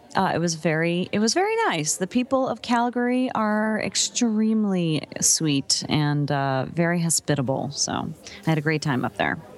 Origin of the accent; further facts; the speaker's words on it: New Jersey, United States; true Northeasterner, you know, I'm I'm born and raised in New Jersey